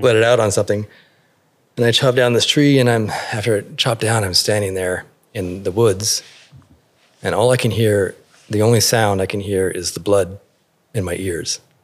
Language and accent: English; Fall River Mills, California, United States; also born or lived in Alaska; now in San Francisco, United States; I was born in Northern California in an area called Fa-, Fall River Mills.